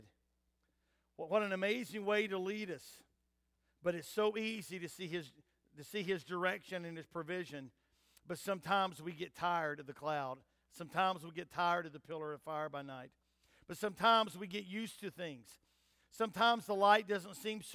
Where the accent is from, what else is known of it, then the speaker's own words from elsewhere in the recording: United States; as an American